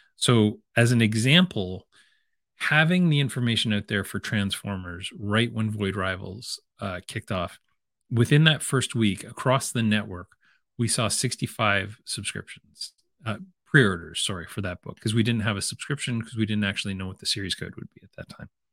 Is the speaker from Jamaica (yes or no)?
no; London, Ontario, Canada; my hometown of London, Ontario